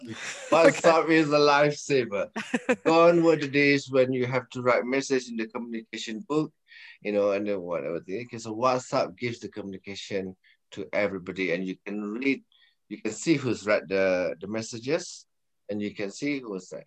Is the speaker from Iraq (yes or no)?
no; Malaysia; now in United Kingdom; I'm Malaysian